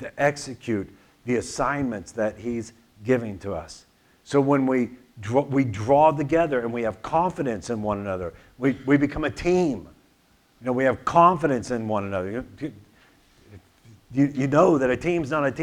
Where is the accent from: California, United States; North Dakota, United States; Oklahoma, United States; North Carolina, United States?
Oklahoma, United States; Tulsa; I grew up in Tulsa.